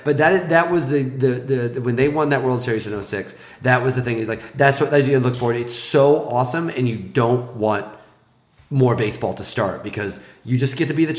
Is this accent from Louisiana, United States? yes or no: no; Mattoon, Illinois, United States; moved away; I will be in Mattoon, because my hometown is an hour and a half from Indianapolis.